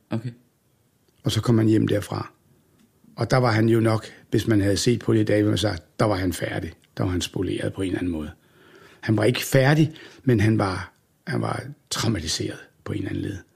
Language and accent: Danish; Aalborg, North Denmark Region, Denmark; born there; jeg var født i Jomfru Anegade i Aalborg, af alle gader.